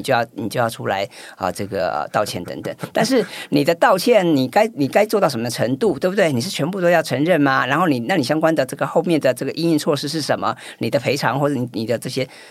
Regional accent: Taiwan; 我们台湾人好像比，也普遍来讲比较不，不喜欢发文

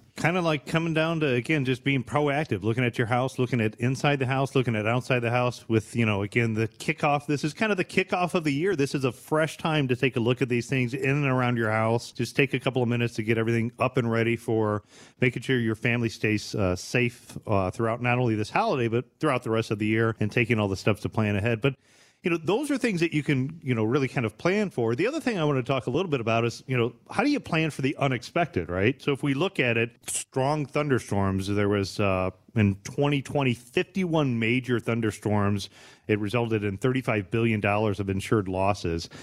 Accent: Bryan, Ohio, United States; growing up in Bryan, Ohio

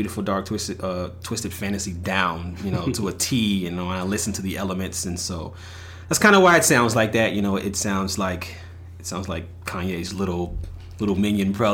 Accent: Bastrop, Texas, United States; now in Austin, United States; I'm originally from Bastrop, Texas. I reside now in Austin, Texas

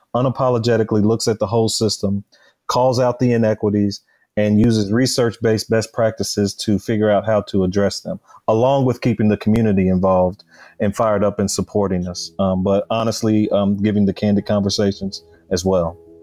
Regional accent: Louisville, Kentucky, United States; Born and raised in Louisville, Kentucky

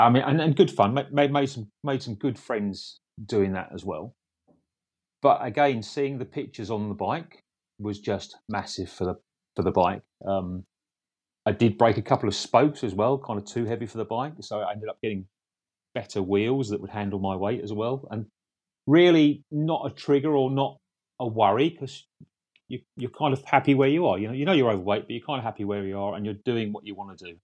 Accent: Essex, East of England, United Kingdom; I'm from Essex

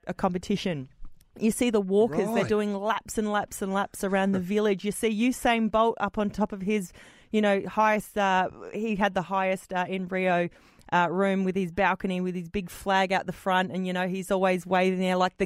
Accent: Australia; being an Australian athlete in the Olympics

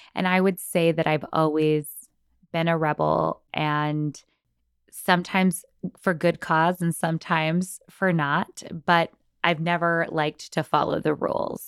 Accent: San Antonio, Texas, United States; moved away as an adult; now in Los Angeles, United States; born and raised in San Antonio, Texas.

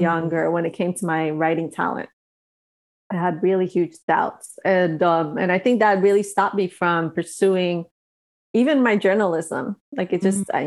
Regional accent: New York, United States; moved away as an adult; now in Los Angeles, United States; I've been here for so long and I still feel like I'm from New York

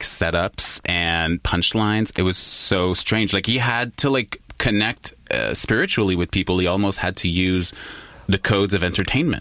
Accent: Quebec, Canada; I was I was born in Quebec. I was raised in Quebec

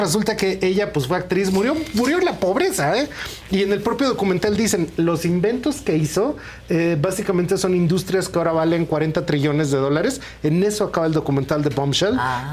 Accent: Mexico

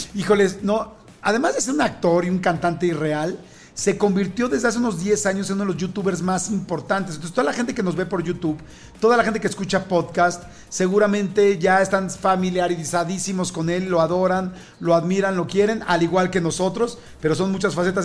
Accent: Mexico City, Mexico; yo soy de la Ciudad de México

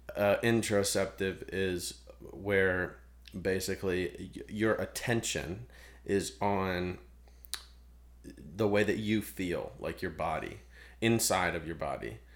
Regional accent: Ohio, United States; moved away; I'm from Ohio.

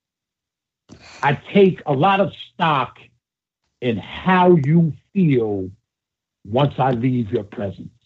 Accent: United States; I grew up right outside of Manhattan

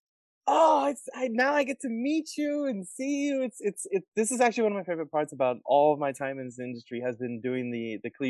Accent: Colorado Springs, Colorado, United States; I grew up in Colorado, in Colorado Springs.

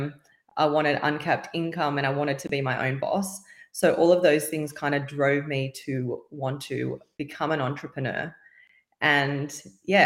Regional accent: Sydney, New South Wales, Australia; I am from Sydney, Australia.

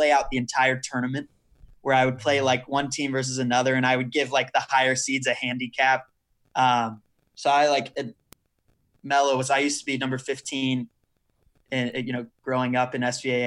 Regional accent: Dallas area, Texas, United States; the Cowboys, who were like my hometown team when I was growing up.

